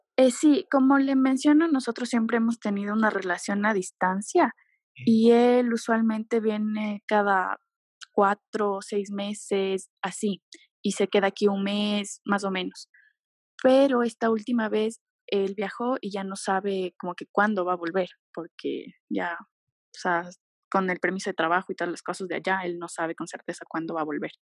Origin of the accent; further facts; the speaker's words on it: Ecuador; also born or lived in Quito; yo soy de Ecuador